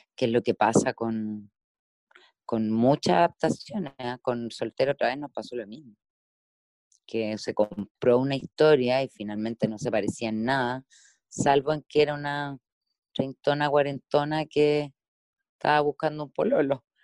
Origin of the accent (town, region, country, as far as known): Chile